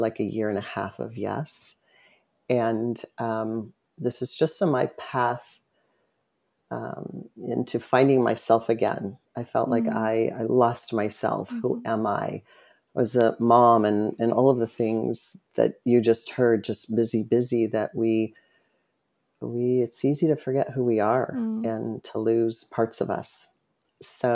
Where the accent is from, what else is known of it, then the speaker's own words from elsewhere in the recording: Phoenix, Arizona, United States; I was born in Phoenix, Arizona, and lived with a single mom, a couple of sisters